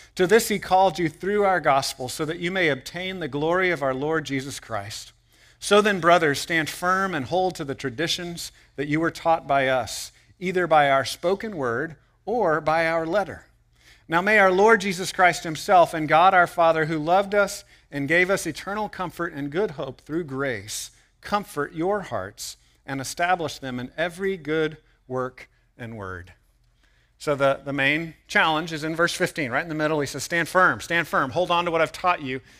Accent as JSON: {"language": "English", "country": "United States", "said": "as American people"}